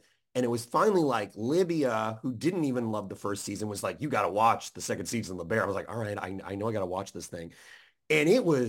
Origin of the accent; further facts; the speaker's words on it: Chicago, Illinois, United States; I'm from Chicago.